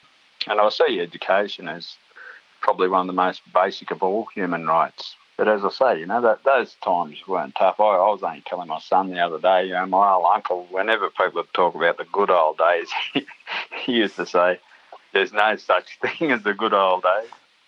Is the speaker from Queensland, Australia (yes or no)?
no; New South Wales, Australia; back in the 60s, I was born in 1956, so growing up in the 60s was pretty tough times out there, you know, racially, economically.